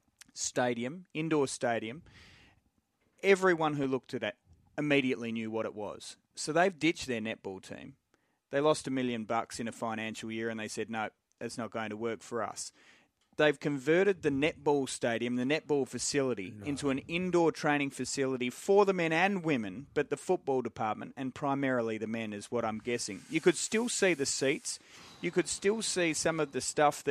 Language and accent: English; Adelaide, South Australia, Australia; I was born in Adelaide.